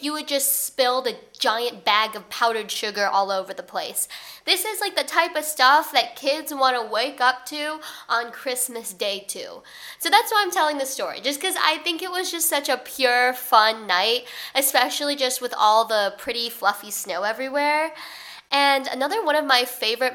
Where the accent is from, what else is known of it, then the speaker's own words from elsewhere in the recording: Chicago, Illinois, United States; moved away as an adult; now in New York, United States; I'm from Chicago, like I'm from the Chicagoland area, so I'm used to snow.